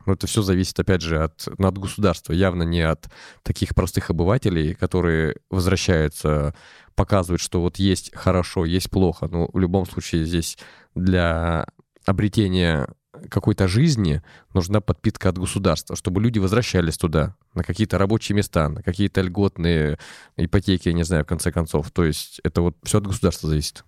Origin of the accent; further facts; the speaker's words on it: Arkhangelsk Oblast, Russia; moved away; я из Архангельской области, конечно, я не так часто а, туда приезжаю, но тем не менее все равно тянет меня туда.